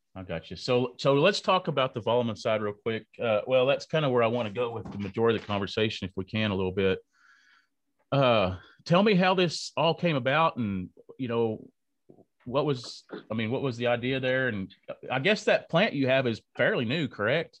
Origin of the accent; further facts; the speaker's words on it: Lubbock, Texas, United States; I am from Lubbock, Texas